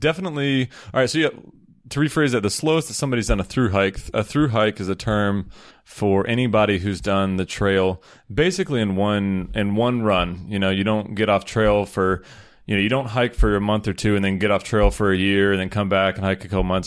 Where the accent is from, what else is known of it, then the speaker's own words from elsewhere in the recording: Peachtree City, Georgia, United States; moved away as an adult; now in Chiang Mai, Thailand; I grew up in Peachtree City, Georgia.